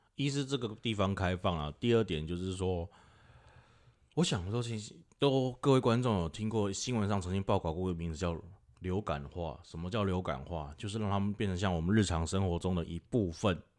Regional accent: Taipei, Taiwan; also born or lived in Taichung; 台北出生长大，读到高中

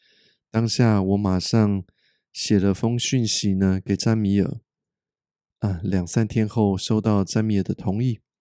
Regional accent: Taiwan; moved away; also born or lived in North America; 北美生活了十九年的我，就好像是个一半的外国人一样。我时常鼓励大家多跟身边的人说出真心话，因为我们台湾人呐

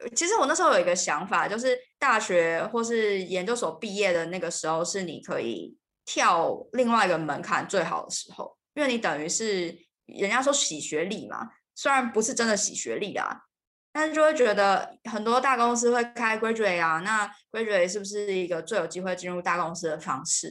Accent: Taiwan; moved away as an adult; also born or lived in United Kingdom; 因为小的时候在就是台湾并没有这个问题嘛

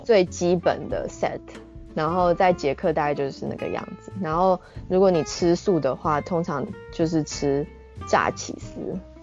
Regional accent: Taiwan; moved away as an adult; also born or lived in Czech Republic; now in Japan; 身为台湾人

